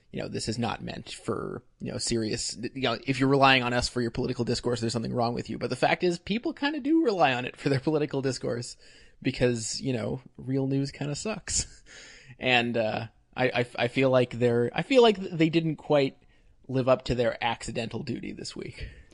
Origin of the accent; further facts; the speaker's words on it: Canada; I'm Canadian